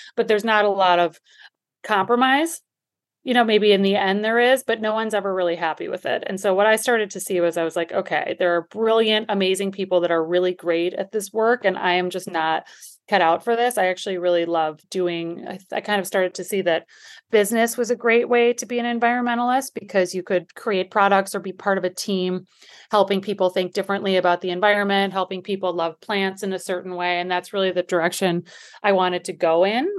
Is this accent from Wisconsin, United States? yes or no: yes; a suburb of Milwaukee, Wisconsin, United States; moved away as an adult; also born or lived in New York City; now in Miami, United States; I grew up in Wisconsin, a suburb of Milwaukee